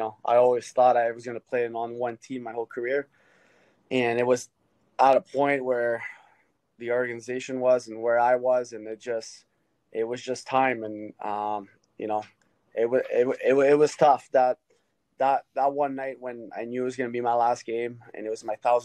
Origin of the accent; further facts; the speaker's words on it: Hearst, Ontario, Canada; moved away; also born or lived in Philadelphia / Florida / Ottawa; I grew up in Hearst and there's a lot of snow there